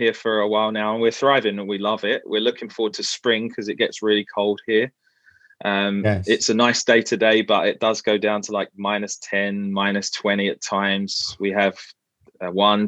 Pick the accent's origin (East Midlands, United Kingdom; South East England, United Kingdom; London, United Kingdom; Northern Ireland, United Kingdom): London, United Kingdom; moved away as an adult; also born or lived in Canterbury, Kent / Vancouver, Canada; now in St Thomas, Canada; I grew up in East London, and that's where we met, at the local Baptist church on the high road.